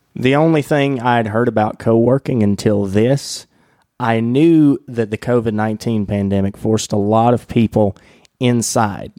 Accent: Wilkesboro, North Carolina, United States; accent: southern; the former Journal Patriot here in my hometown, which is now known as Masthead

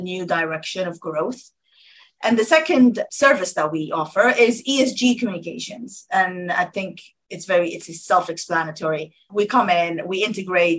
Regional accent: Sudan; now in United Kingdom; I'm from Sudan originally

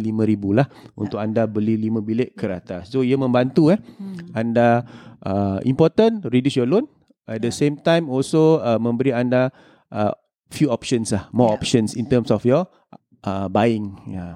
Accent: Singapore; kita sebagai rakyat Singapura

